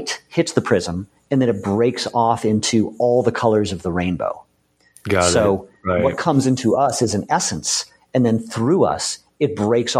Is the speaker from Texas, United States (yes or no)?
no; Boston, Massachusetts, United States; I grew up in Boston